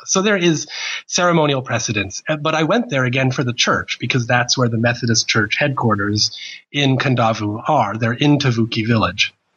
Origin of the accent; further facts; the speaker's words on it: New Jersey, United States; moved away as an adult; now in Australia; I was born in 1970 in New Jersey